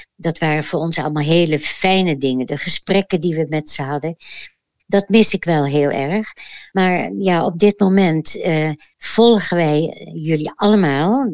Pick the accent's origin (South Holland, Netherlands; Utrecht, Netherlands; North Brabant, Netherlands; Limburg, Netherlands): South Holland, Netherlands; The Hague; ik ben geboren in Den Haag